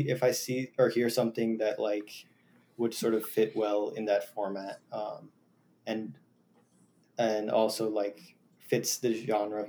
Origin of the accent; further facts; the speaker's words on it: Jackson, New Jersey, United States; I have a few friends who at both at NYU and at in my town in Jackson, who are interested in just like jamming